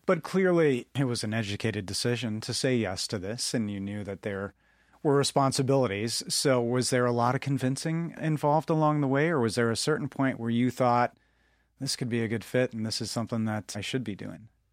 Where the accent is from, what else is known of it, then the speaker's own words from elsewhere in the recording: Midwest, United States; growing up as a Midwesterner